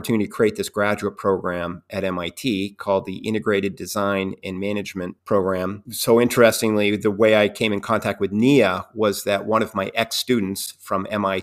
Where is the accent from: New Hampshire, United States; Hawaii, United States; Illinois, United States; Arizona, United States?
New Hampshire, United States; moved away; also born or lived in Rhode Island; I grew up in New Hampshire